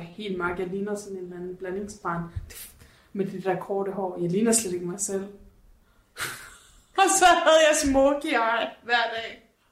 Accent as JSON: {"language": "Danish", "town": "Horsens", "region": "Central Denmark Region", "country": "Denmark", "tie": "born or raised there", "moved": "yes", "said": "jeg var hjemme i Horsens her for nogle par uger siden"}